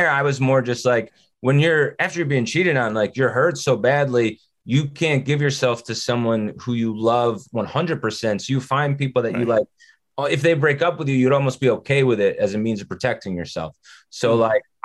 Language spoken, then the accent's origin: English; New Jersey, United States; I grew up in North Jersey